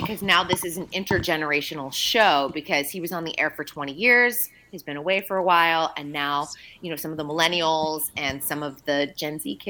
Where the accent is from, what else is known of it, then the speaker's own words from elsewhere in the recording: Boston, Massachusetts, United States; accent: Boston; Nobody wants my Boston accent to come out on an Aloha Friday.